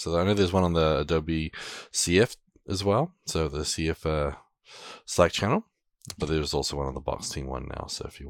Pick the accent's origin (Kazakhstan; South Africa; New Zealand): New Zealand; now in United States; I'm a Kiwi.